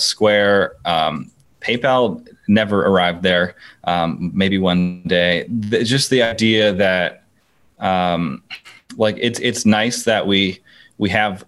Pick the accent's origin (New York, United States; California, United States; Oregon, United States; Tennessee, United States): California, United States; Burbank; also born or lived in Vancouver, Canada; most of my formative years were here in Burbank. We moved here around 98, give or take, when I was 8.